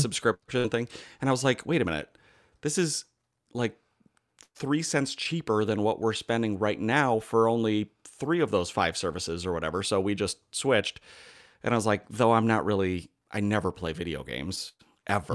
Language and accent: English; United States